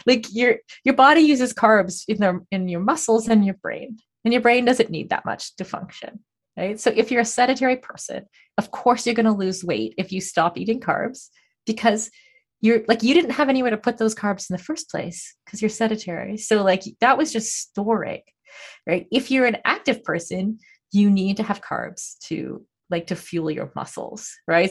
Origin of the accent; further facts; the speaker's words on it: Canada; I'm Canadian